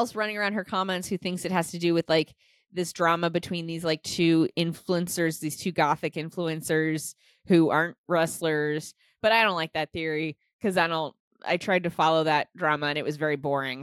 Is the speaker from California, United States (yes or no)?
no; Nebraska, United States; I'm from Nebraska